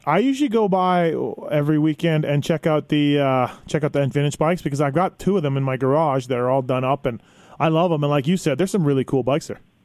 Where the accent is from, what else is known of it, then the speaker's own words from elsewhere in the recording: Canada; now in United States; I'm foreigner too. I'm from Canada, living down here